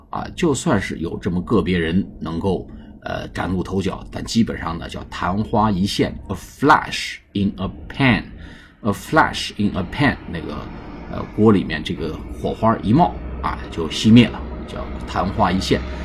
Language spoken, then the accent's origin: Chinese; China; 我们中国人呢，其实呢忽略了沟通和表达